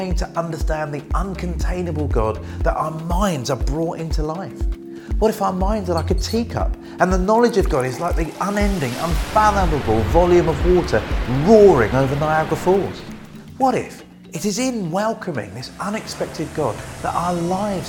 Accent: Brighton, South East England, United Kingdom; I'm from Brighton

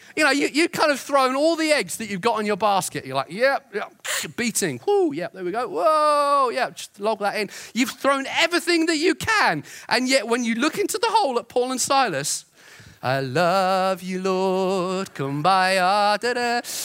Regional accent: Brighton, South East England, United Kingdom; growing up in Brighton

